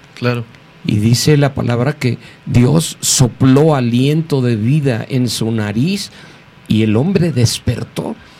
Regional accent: Mexico City, Mexico; soy mexicano, antes que nada. Nací aquí hace 69 años en la Ciudad de México

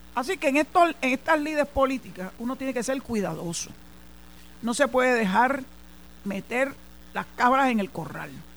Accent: San Juan, Puerto Rico; moved away as an adult; also born or lived in Mayagüez; San Juan es mi ciudad natal donde nací, donde me crié, hasta el año 2001

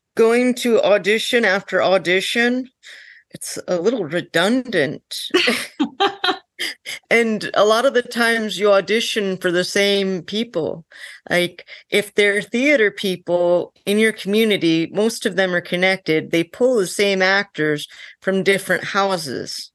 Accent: North Dakota, United States; I'm from North Dakota

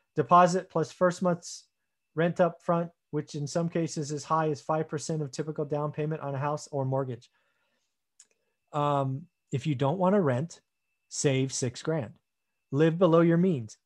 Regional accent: United States; being an American

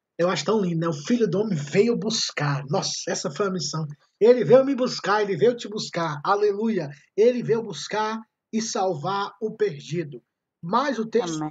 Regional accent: Ceará, Brazil; accent: cearense; eu sou como o meu sotaque me denuncia, eu sou do Ceará

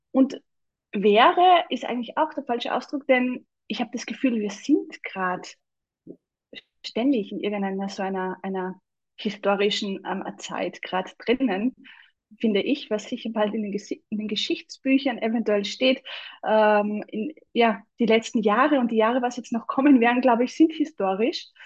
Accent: Salzburg, Austria; aber vielleicht hört man, dass ich aus Österreich bin, also aus Salzburg. Und also ich wohne in Salzburg, bin auch geboren und aufgewachsen in Salzburg und lebe eigentlich jetzt mitten am Land.

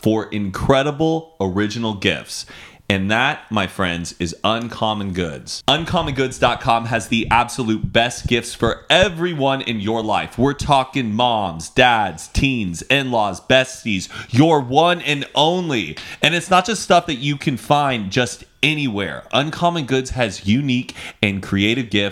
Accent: Dallas, Texas, United States; also born or lived in Austin, Texas; I moved away from Dallas when I was like 18

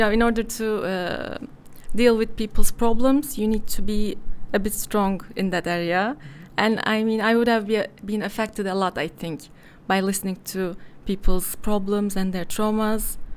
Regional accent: Istanbul, Turkey; I'm from Istanbul. I was born here, but my father is from Bursa. Uh, but I've never lived there

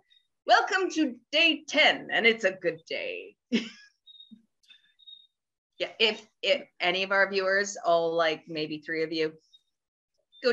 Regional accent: Canada; I'm Canadian

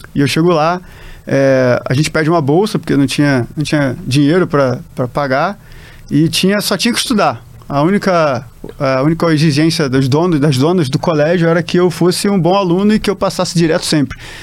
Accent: Rio de Janeiro, Brazil; moved away as an adult; also born or lived in São Paulo / Fortaleza / Recife; Sou carioca, já morei em tanto lugar assim no Brasil que já me considero mais um cidadão do Brasil

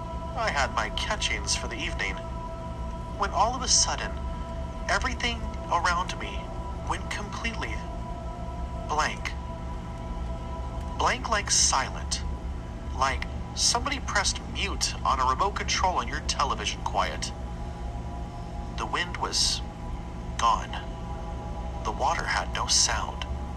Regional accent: Dallas-Fort Worth, Texas, United States; now in Orange, United States; I grew up in the Dallas-Fort Worth area, which is, again, very green, but not really swampy like it is down here.

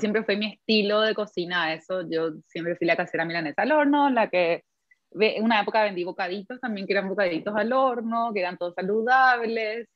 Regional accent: Paraguay; nuestra mentalidad como paraguayos

